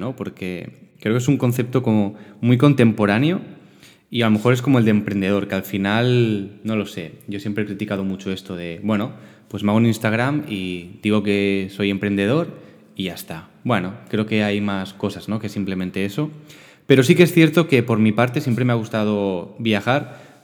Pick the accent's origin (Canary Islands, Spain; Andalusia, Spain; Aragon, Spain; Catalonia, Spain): Catalonia, Spain; Barcelona; born or raised there; also born or lived in L'Hospitalet de Llobregat